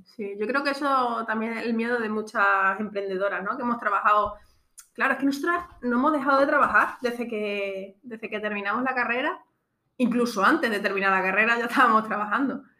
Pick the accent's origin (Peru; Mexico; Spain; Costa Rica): Spain; Extremadura; moved away as an adult; now in Alfaz del Pi, Spain; yo de Extremadura